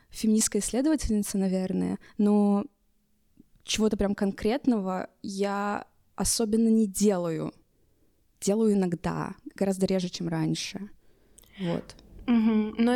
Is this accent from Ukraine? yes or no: no; Russia; я могу представиться как квир-персона и как э, россиянка и русская